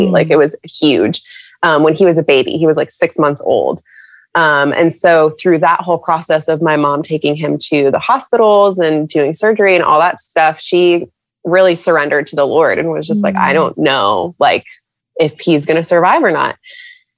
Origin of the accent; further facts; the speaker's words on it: San Diego, California, United States; moved away as an adult; now in Charlotte, United States; I'm originally from California, San Diego specifically